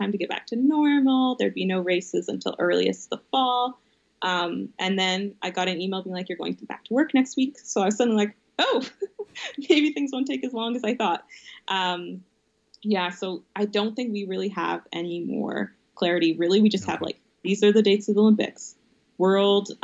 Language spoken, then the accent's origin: English; Calgary, Alberta, Canada; my family growing up in the South